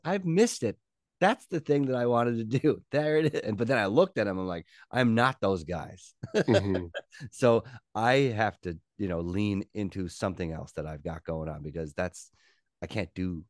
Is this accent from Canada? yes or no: yes; Newfoundland and Labrador, Canada; We are both from Newfoundland, but her family moved to Nova Scotia when she was in university. So a lot of her family is here